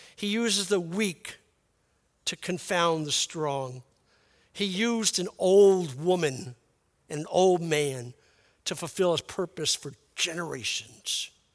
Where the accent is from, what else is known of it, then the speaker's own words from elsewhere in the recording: New York City, New York, United States; moved away; I'm from Brooklyn